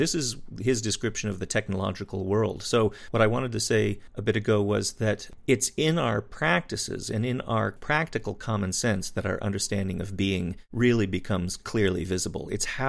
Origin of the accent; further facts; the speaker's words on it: Wyoming, United States; I grew up in Wyoming, a little bit more out there, there in the sticks.